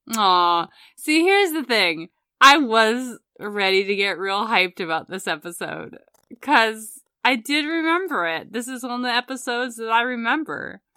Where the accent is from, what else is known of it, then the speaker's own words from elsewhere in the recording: United States; as an American growing up in the nineties